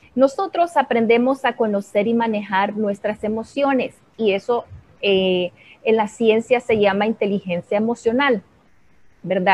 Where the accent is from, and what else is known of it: Honduras